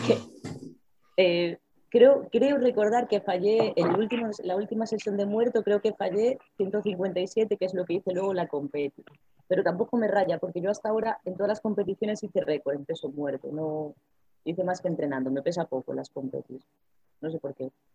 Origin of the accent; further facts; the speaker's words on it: Ferrol, Galicia, Spain; como soy de aquí de Ferrol